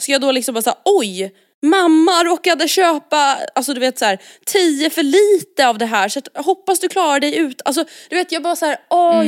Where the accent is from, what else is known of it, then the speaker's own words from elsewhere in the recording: Stockholm, Stockholm County, Sweden; vi är uppvuxna i Stockholm